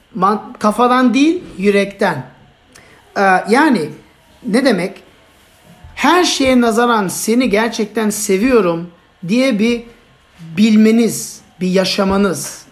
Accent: Turkey

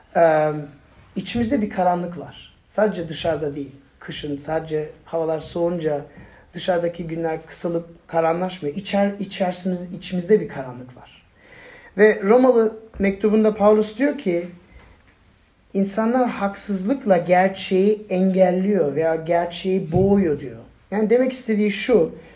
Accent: Turkey; ben Türk'üm

